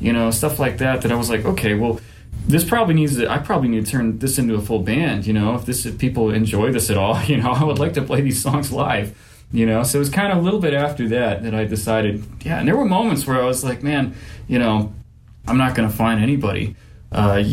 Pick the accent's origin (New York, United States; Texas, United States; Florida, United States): Texas, United States; Dripping Springs; I grew up out in Dripping Springs, and that's west of Texas